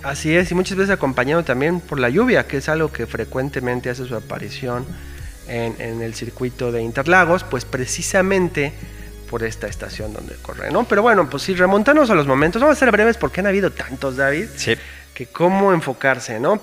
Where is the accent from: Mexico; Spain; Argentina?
Mexico; como fan mexicano